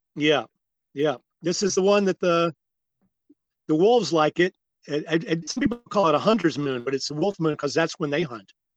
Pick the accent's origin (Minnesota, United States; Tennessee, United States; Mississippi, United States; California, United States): Mississippi, United States; South; moved away as an adult; also born or lived in Manhattan, New York; now in Hudson Valley, United States; I'm from South Mississippi, and uh, uh, I did not leave Mississippi until I was like 19, 20 years old